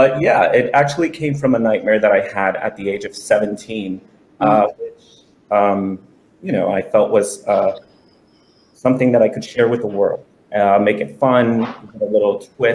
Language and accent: English; New York City, New York, United States; now in South Florida, United States; I was born and raised in Brooklyn, New York